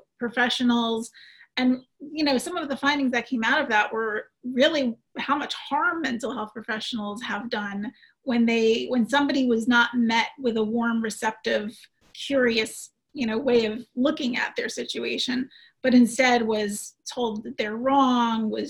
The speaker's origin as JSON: {"language": "English", "town": "New York City", "region": "New York", "country": "United States", "said": "as a New Yorker"}